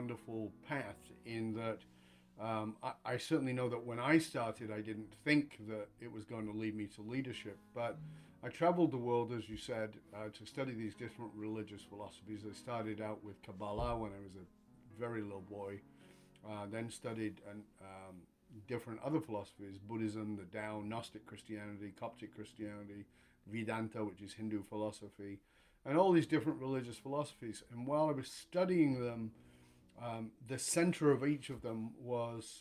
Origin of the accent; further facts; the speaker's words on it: the north of England, United Kingdom; moved away as an adult; I was born in Northern England in abject poverty, around a lot of addiction and violence and all those kinds of things